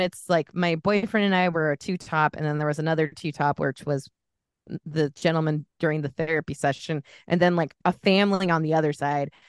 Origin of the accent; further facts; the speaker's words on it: Bay Area, California, United States; now in Washington, United States; I grew up in the Bay Area